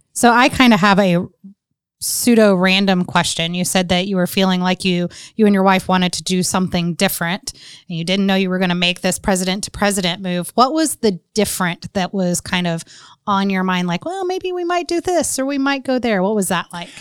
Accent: North Carolina, United States; I grew up in North Carolina

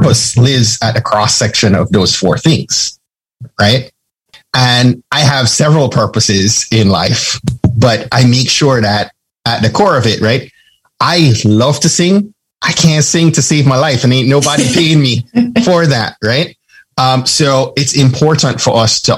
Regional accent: Jamaica; I'm from Jamaica.

